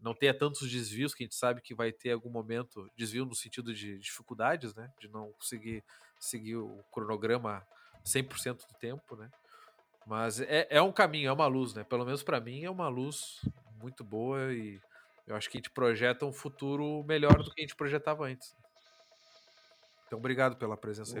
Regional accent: Pelotas, Rio Grande do Sul, Brazil; now in Curitiba, Brazil

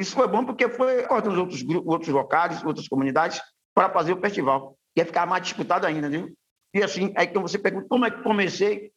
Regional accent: Salvador, Bahia, Brazil; Eu venho da comunidade de Ribeiro de Brotas

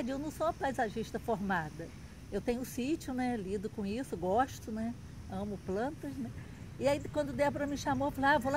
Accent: Macaé, Rio de Janeiro, Brazil; Eu, eu sou macaense.

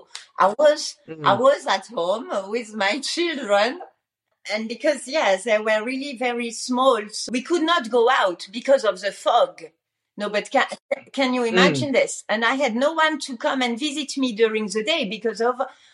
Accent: France; moved away as an adult; also born or lived in Luxembourg; I was originally from France

